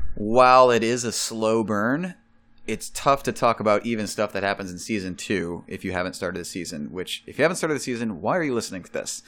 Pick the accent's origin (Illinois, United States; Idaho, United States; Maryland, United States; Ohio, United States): Illinois, United States; Chicago; I'm from Chicago